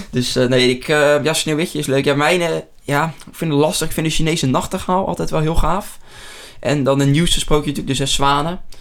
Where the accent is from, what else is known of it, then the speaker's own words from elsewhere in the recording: near Rotterdam, South Holland, Netherlands; uit de buurt van Rotterdam